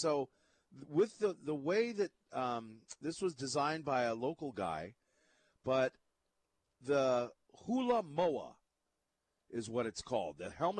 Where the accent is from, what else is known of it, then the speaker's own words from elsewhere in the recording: Hawaii, United States; being a Hawaiian.